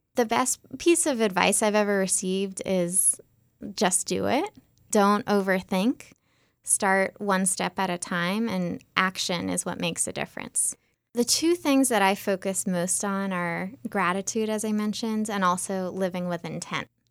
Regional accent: just outside of Boston, Massachusetts, United States; I grew up just outside of Boston

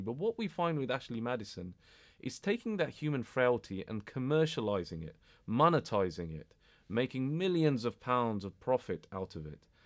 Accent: United Kingdom; I was born and bred here. I'm British.

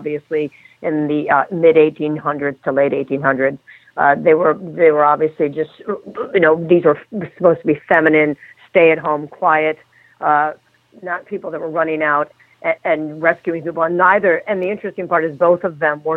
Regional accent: Connecticut, United States; I grew up in Connecticut

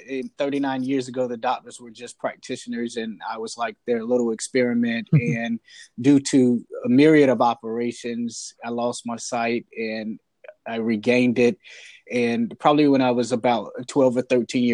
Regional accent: Portsmouth, Virginia, United States; I grew up in Portsmouth, Virginia

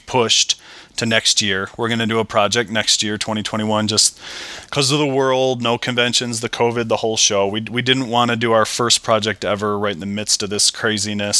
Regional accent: Michigan, United States; we're both from Michigan. You go up north, we call it up north in Michigan.

